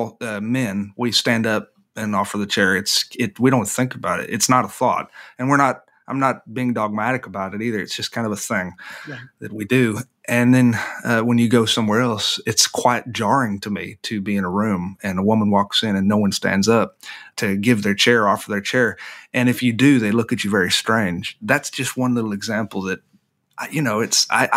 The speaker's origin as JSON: {"language": "English", "region": "the South", "country": "United States", "tie": "born or raised there", "said": "growing up in this part of the world"}